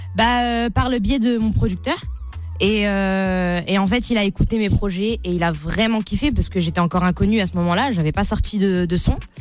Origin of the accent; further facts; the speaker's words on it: Sarcelles, Île-de-France, France; also born or lived in Paris; je suis née à Paris, j'ai grandi à Sarcelles, pour ceux qui connaissent, dans le 95.